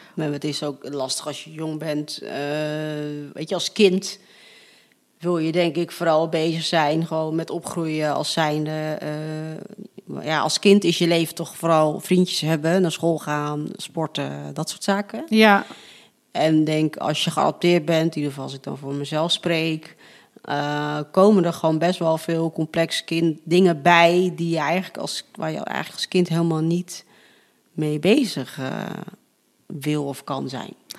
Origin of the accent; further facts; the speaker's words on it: Netherlands; ik ben gewoon wel opgegroeid in een Nederlandse cultuur